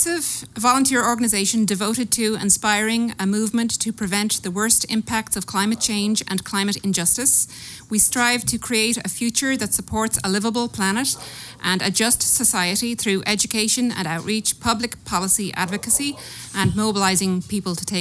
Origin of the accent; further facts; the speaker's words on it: Dublin, Leinster, Ireland; accent: Irish; moved away as an adult; now in San Diego, United States; I'm from Ireland. Dublin, Ireland